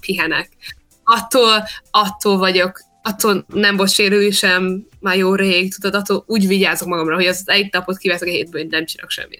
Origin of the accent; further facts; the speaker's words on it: Australia; also born or lived in Hungary; amikor kettő éves voltam, kiköltöztünk, szóval itt nőttem fel